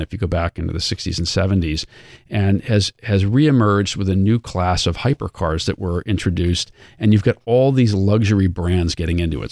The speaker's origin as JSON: {"language": "English", "area": "outside of Boston", "region": "Massachusetts", "country": "United States", "tie": "born or raised there", "said": "I grew up outside of Boston and I was a Red Sox supporter"}